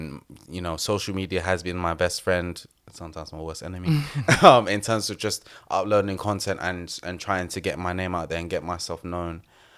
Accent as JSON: {"language": "English", "region": "London", "country": "United Kingdom"}